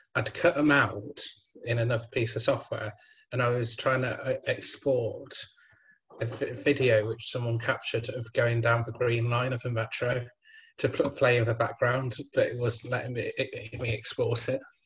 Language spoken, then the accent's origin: English; Midlands, United Kingdom; I'm from the Midlands, so we get some of Somerset's weather